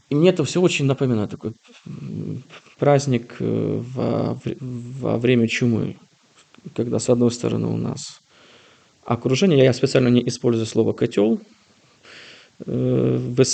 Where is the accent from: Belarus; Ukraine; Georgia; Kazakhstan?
Ukraine; Kyiv; так я полонист, имя польские корни, те сам киевлянин